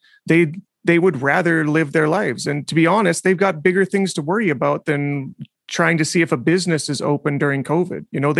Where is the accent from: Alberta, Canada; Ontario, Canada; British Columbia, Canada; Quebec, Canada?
Alberta, Canada; Black Falls; born or raised there